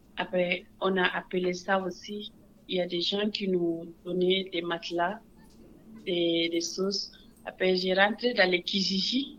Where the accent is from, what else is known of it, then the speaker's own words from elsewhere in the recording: Senegal; moved away as an adult; also born or lived in United States; now in Montreal, Canada; Je suis née au Sénégal. Sénégal, c'est un pays pas facile. Après as de 18 ans, j'ai parti